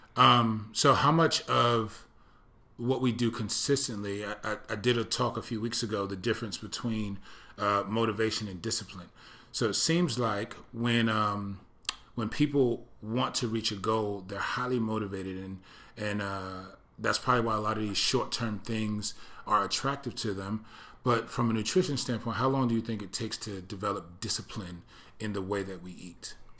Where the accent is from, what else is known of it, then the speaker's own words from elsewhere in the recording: East Coast, United States; moved away; I grew up on the East Coast